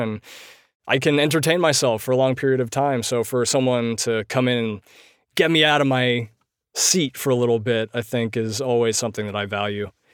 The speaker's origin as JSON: {"language": "English", "town": "Poughkeepsie", "region": "New York", "country": "United States", "tie": "born or raised there", "moved": "as an adult", "said": "Poughkeepsie, which is my hometown from the time when I was five months old"}